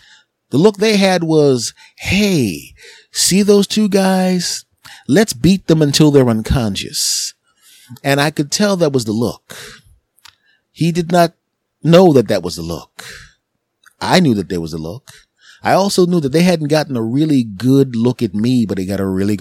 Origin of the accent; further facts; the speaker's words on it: Philadelphia, Pennsylvania, United States; my hometown of Philadelphia